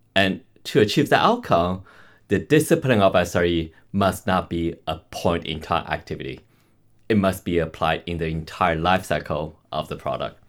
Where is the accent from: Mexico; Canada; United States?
Canada; I'm Canadian